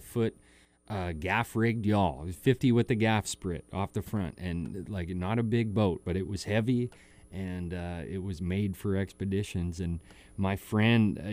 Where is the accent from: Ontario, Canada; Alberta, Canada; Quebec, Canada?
Alberta, Canada; growing up in Alberta, it's a huge country music scene up there.